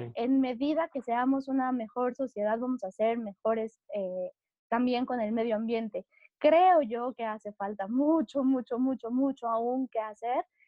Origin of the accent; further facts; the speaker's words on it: Mexico City, Mexico; now in La Marquesa, Mexico; yo soy de la Ciudad de México, yo soy mexa chilanga 100%